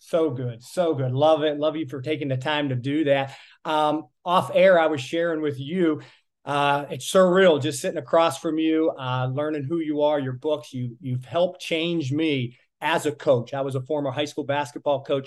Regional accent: Miami, Florida, United States; I'm from the Miami area

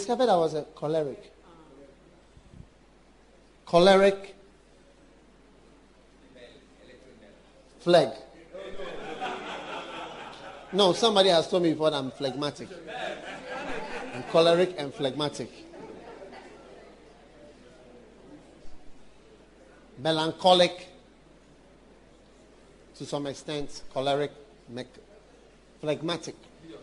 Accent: Ashanti, Ghana; I'm a Ghanaian. I never knew I was a Ghanaian and what it means. Then suddenly you realize, I am an Ashanti.

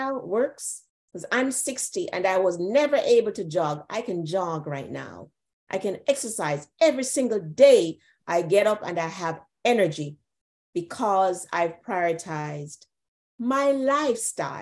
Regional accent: Jamaica; I'm from Jamaica

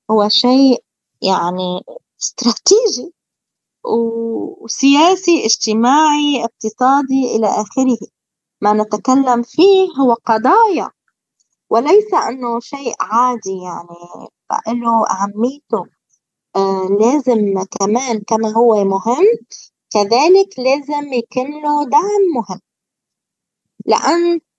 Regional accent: Palestine; الغريب وكل أهالينا الكرام الفلسطينيين على امتداد كامل التراب الفلسطيني والأسرى البواسل في السجون وعلى كل آه. بلدنا فلسطين

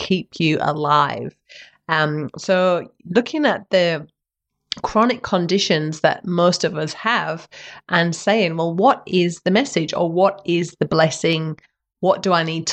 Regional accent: Western Australia, Australia; WA, my home state

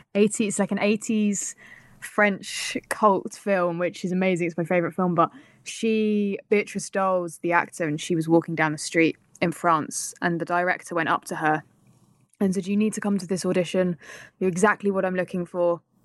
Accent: United Kingdom; accent: British; as a British person

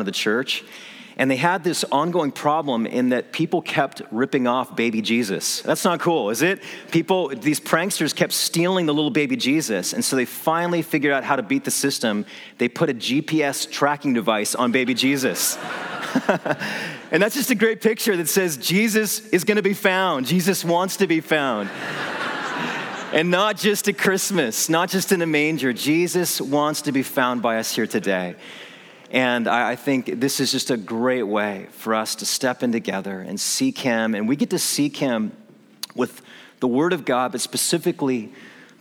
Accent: San Jose, California, United States; now in Orange County, United States; I grew up in San Jose

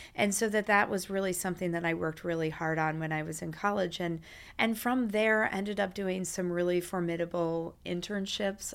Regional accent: Champaign, Illinois, United States; I'm from the Midwest

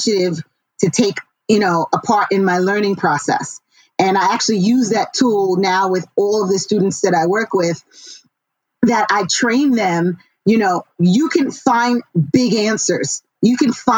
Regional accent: New York City, New York, United States; I grew up in Queens, New York, and I'm a child of immigrants.

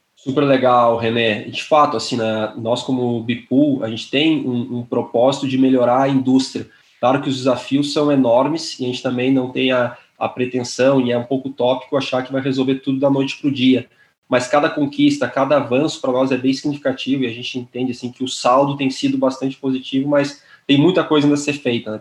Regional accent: Porto Alegre, Rio Grande do Sul, Brazil; moved away as an adult; now in São Paulo, Brazil; Eu moro em São Paulo já faz sete anos, mas eu sou gaúcho, de Porto Alegre

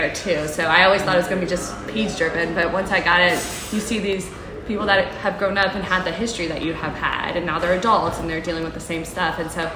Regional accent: Atlanta, Georgia, United States; also born or lived in Marietta, Georgia / Augusta, Georgia / Charleston, South Carolina; I am originally from Marietta, Georgia. I am Persian. I moved to Atlanta when we were like 3 years old. And so I was, you know, raised in Atlanta.

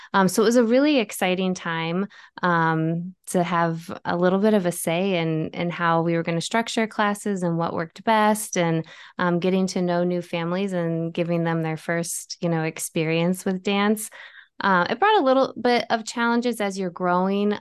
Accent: Bettendorf, Iowa, United States; moved away as an adult; now in Chicago, United States; I grew up in the Quad Cities, um, went to Bettendorf High School

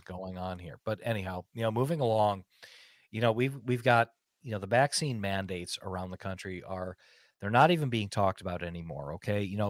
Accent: United States; I'm an American and I'm a free person

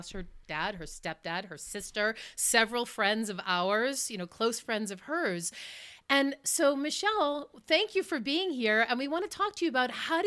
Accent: Northeast, United States; now in Colorado, United States; I grew up in the Northeast

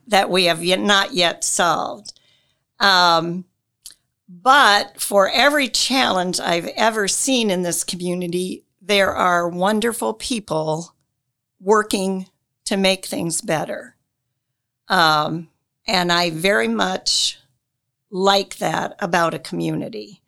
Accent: Wells County, Indiana, United States; moved away as an adult; now in Marion, United States; I grew up in Wells County.

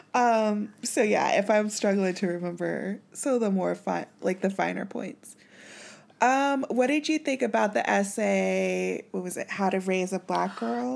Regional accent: Kansas City, Missouri, United States; we grew up in Missouri

